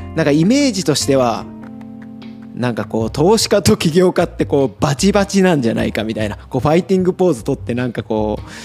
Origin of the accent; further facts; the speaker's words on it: Tagawa, Fukuoka, Japan; moved away as an adult; also born or lived in Tokyo / Italy; 僕あの福岡県田川市出身なんですけど